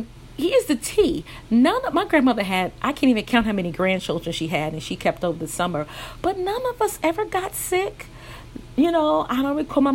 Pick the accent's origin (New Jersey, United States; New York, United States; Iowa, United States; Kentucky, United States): New York, United States; New York City; I grew up in New York City, Brooklyn, New York to be exact